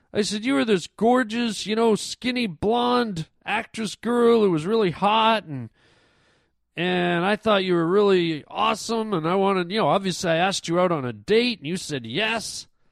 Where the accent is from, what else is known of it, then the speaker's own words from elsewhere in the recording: Toronto, Ontario, Canada; moved away; I'm from Toronto originally